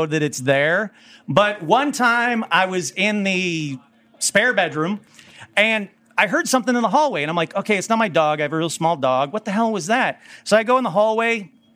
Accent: Burbank, California, United States; I'm from Burbank

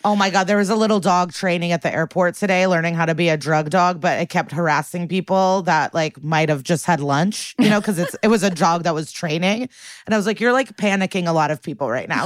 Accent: Chicago, Illinois, United States; moved away; In my hometown

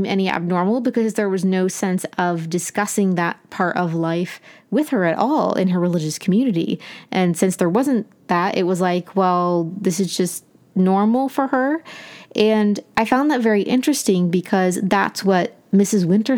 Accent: Appalachia, United States; accent: Appalachian; moved away as an adult; But when I left, I was definitely pressured to lose my Appalachian accent as much as possible because of people saying similar things.

